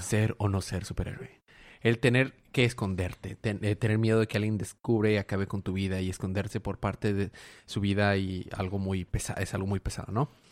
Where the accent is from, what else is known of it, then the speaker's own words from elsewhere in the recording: Ciudad Madero, Tamaulipas, Mexico; now in Monterrey, Mexico; Yo soy en realidad de Ciudad Madero, Tamaulipas